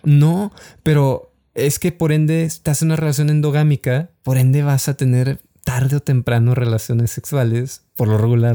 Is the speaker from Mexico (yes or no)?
yes; Mexico; como mexicanos